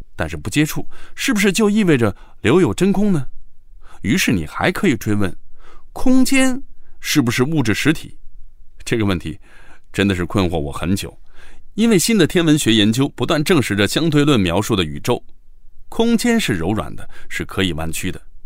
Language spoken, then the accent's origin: Chinese; China; 我们中国人相比之下就不太爱较真儿，也更喜欢世俗生活